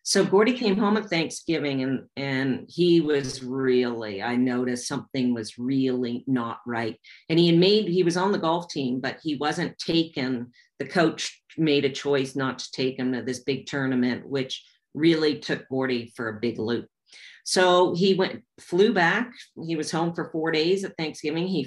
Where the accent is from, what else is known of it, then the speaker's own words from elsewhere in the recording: Canada; And we're being Canadian, it was a really, really big deal.